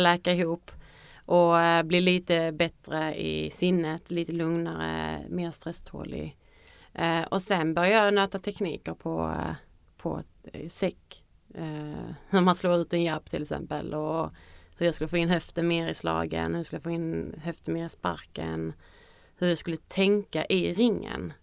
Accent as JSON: {"language": "Swedish", "town": "Kristianstad", "region": "Skåne", "country": "Sweden", "moved": "yes", "said": "när jag bodde hemma i Kristianstad"}